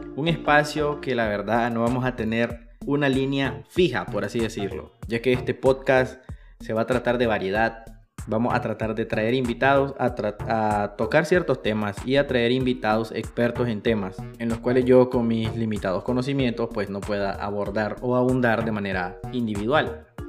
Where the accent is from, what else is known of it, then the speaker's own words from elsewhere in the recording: Matagalpa, Nicaragua; soy de Matagalpa, Nicaragua